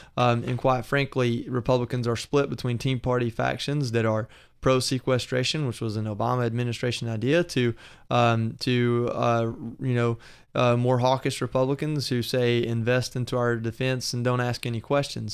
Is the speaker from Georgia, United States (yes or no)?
yes; Georgia, United States; moved away; I'm from Georgia